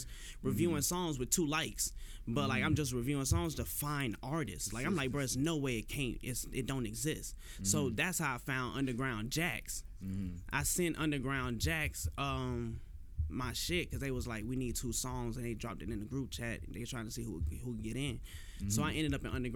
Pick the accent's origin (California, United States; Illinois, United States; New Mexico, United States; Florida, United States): Illinois, United States; Chicago; now in Jacksonville, United States; I was born in Chicago